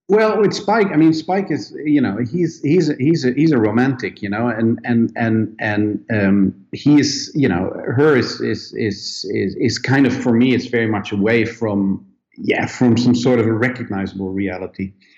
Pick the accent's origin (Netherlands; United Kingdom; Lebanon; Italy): Netherlands; moved away as an adult; now in Sweden; I come originally from Holland